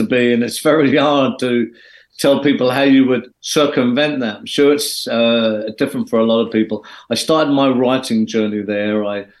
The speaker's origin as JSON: {"language": "English", "region": "London", "country": "United Kingdom", "tie": "born or raised there", "also_born_or_lived": "Belfast, Northern Ireland", "said": "I was born here, as you rightly said there, Ryan. I went over to Belfast as a baby, right in the middle of the war zone there. So I've seen a lot of bad things over there, but I come over here when I was 9. I moved to London, the East End."}